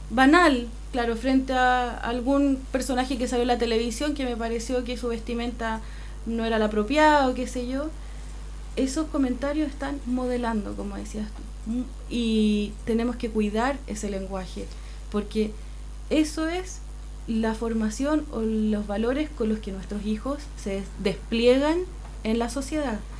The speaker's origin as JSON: {"language": "Spanish", "town": "Santiago", "region": "Santiago Metropolitan Region", "country": "Chile", "moved": "yes", "lives_now": "Aysén, Chile", "said": "yo soy santiaguina"}